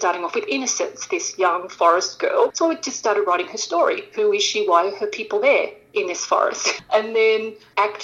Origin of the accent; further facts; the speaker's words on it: Sydney, New South Wales, Australia; moved away as an adult; now in Los Angeles, United States; I'm originally from Sydney, Australia, and I moved to Los Angeles